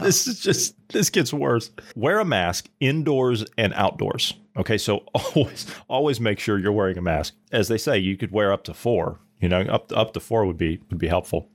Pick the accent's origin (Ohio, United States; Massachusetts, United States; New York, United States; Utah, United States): Ohio, United States; moved away; I come from Ohio